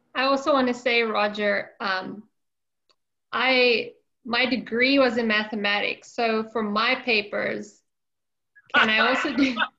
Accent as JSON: {"language": "English", "country": "South Africa", "tie": "born or raised there", "said": "I grew up in South Africa"}